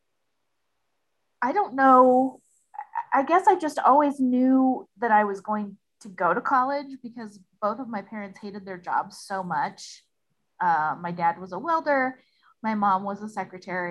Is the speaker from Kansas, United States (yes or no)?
yes; El Dorado, Kansas, United States; there is a community college in my hometown, and it is located on Haverhill Road. And so everybody in El Dorado called it Haverhill High